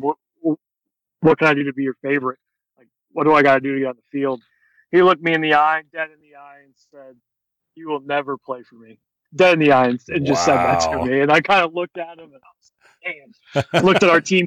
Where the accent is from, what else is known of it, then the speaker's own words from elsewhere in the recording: Central Florida, United States; I grew up in the Central Florida area